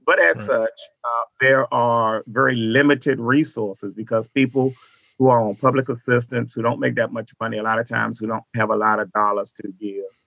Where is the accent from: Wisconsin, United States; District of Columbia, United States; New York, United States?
District of Columbia, United States; Washington; moved away as an adult; now in Dallas, United States; I was born in Washington, D.C.